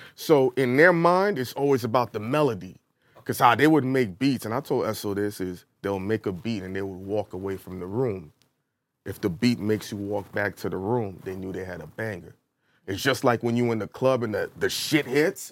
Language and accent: English; New York City, New York, United States; I'm from Brooklyn